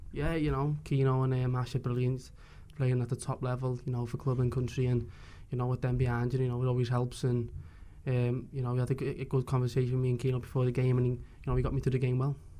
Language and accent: English; Liverpool, North West England, United Kingdom; I'm from Liverpool myself